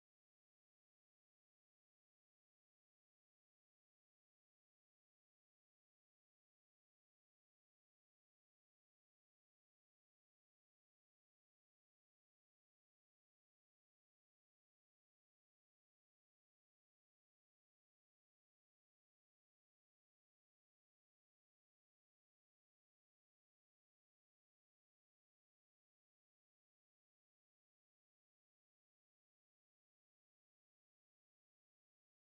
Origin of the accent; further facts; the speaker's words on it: Germany; moved away; I grew up in Germany